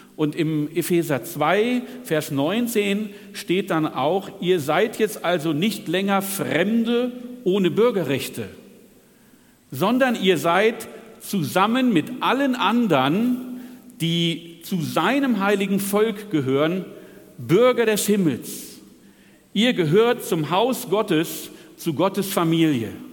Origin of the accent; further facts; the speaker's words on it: Northern Germany, Germany; Wie ihr an meinem nahezu perfekten Deutsch hört, komme ich aus Norddeutschland